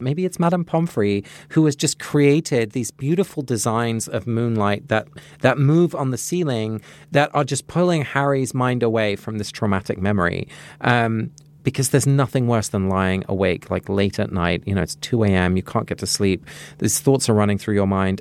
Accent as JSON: {"language": "English", "region": "England", "country": "United Kingdom", "tie": "born or raised there", "moved": "yes", "said": "Growing up in England"}